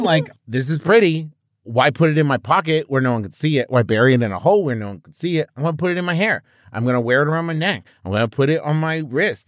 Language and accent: English; Huntington, West Virginia, United States; I'm from Huntington, West Virginia, home of the Thundering Herd